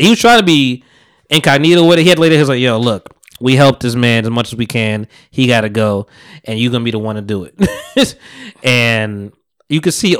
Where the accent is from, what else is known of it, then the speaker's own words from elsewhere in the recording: Harlem, New York, United States; born there; I was born in Harlem, but I don't know shit about New York.